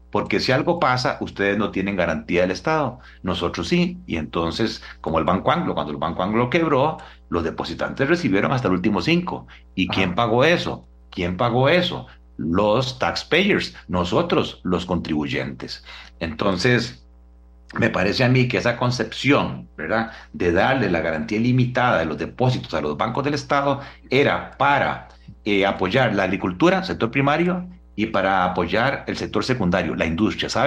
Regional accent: Costa Rica; al final nosotros como costarricenses no sabemos qué se hace con esos dineros

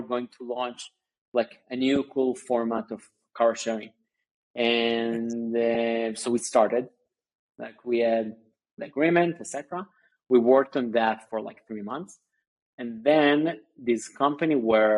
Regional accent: Tel Aviv, Tel Aviv District, Israel; also born or lived in Sunnyvale, California; I basically grew up in Israel, in Tel Aviv

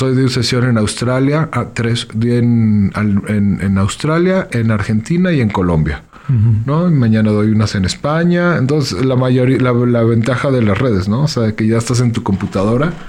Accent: León, Guanajuato, Mexico; soy de León. Soy de León.

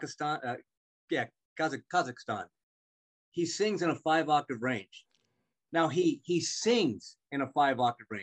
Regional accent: Albuquerque, New Mexico, United States; Albuquerque, New Mexico, my hometown

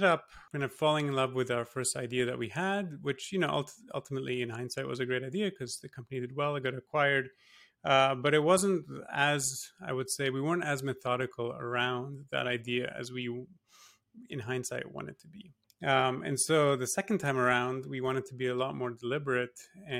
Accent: Singapore; moved away as an adult; also born or lived in Toronto, Canada / Massachusetts, United States; My parents are Polish, but I was born and raised in Singapore. So I grew up there.

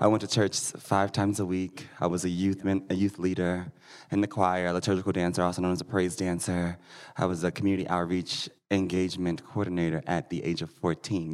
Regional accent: Missouri, United States; now in Denver, United States; I am from Missouri

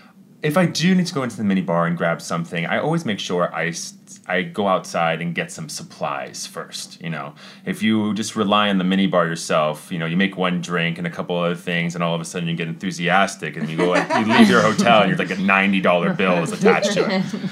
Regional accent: Italy; born there; I was born in Italy for that.

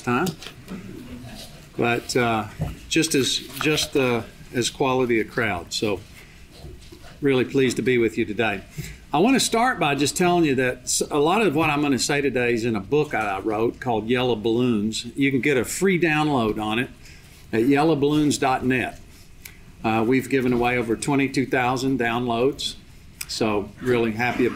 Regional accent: Big Spring, Texas, United States; also born or lived in Littlefield, Texas; moving to Big Spring and growing up and playing basketball and going to Texas Tech

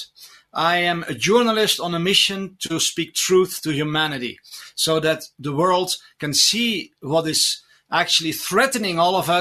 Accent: Belgium; moved away as an adult; also born or lived in Netherlands; now in Colorado, United States; I'm from Belgium, the tiniest nation in the world

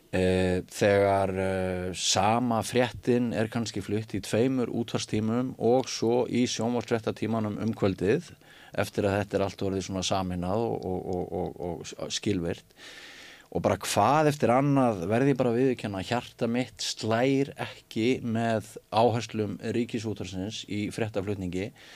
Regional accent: Mývatnssveit, Northeastern Region, Iceland; moved away; ég náttúrulega ólst upp í Mívasveit

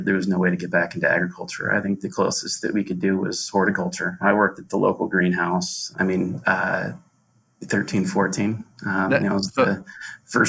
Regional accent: Johnston, Iowa, United States; I grew up in Johnston, Iowa, and went to Henry A. Wallace Elementary School

